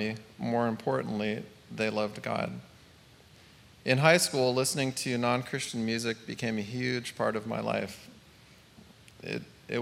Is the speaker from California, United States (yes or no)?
yes; Northern California, United States; I grew up in Northern California with a family that moved every couple of years with Dad building houses